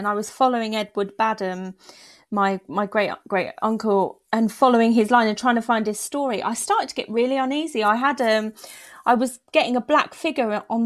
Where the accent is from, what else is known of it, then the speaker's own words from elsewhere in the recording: London, United Kingdom; I grew up in London